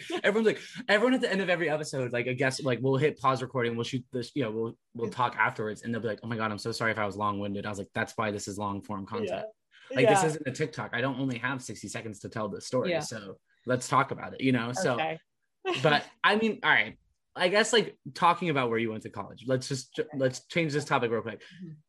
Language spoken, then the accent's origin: English; West Coast, United States; Because to me, coming from the West Coast, crew was a sport that you did like right after graduating high school